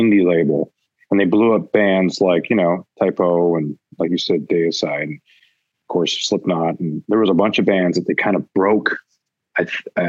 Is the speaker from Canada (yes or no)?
yes; Vancouver, British Columbia, Canada; growing up in Vancouver